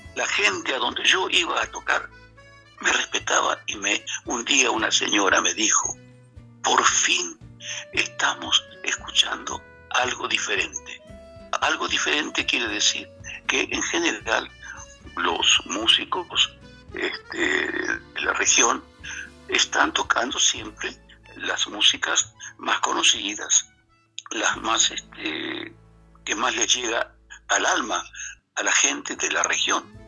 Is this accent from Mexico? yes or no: no; Argentina; moved away as an adult; now in Paris, France; Yo hace 35 años que vivo acá